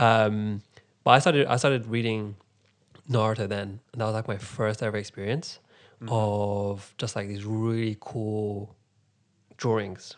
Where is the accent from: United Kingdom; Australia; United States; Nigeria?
United Kingdom; London; I'm from London